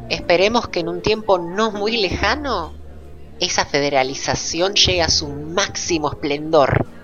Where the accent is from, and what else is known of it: Mar del Plata, Buenos Aires Province, Argentina